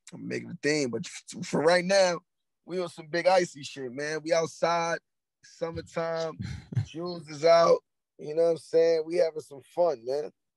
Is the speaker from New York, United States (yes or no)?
yes; New York City, New York, United States; I'm from Harlem